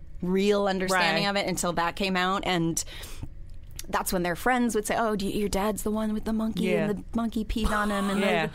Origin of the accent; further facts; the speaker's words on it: Allentown, Pennsylvania, United States; I grew up in Allentown, Pennsylvania.